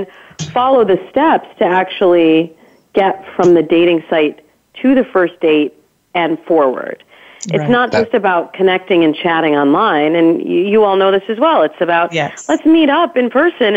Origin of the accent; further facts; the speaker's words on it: Midwest, United States; I grew up in the Midwest